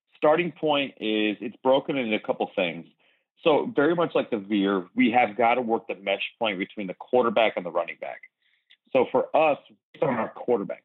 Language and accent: English; Philadelphia, Pennsylvania, United States; now in Texas, United States; I grew up in Philadelphia